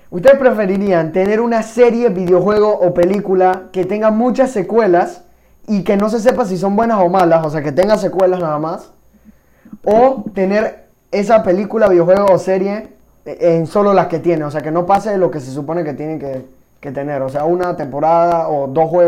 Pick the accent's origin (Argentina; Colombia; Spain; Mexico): Argentina; yo no quiero ofender a nadie en mi país argentino en total, pero Argentina tiene muy mala economía y no creo que salgan de ese hueco, de ese pantano.